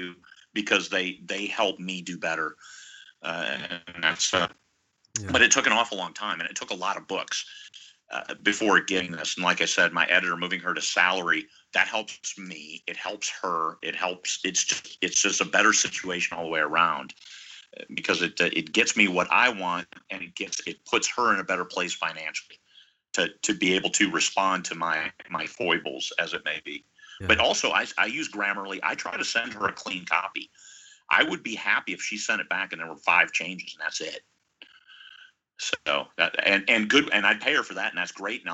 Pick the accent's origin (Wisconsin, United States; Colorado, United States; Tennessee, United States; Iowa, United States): Iowa, United States; now in Alaska, United States; I was born and raised in Iowa